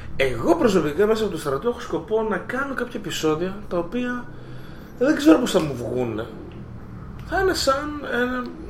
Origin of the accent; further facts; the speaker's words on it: Greece; Και ενώ γεννήθηκα στην Ελλάδα και πήρα την υπηκότητα στα 26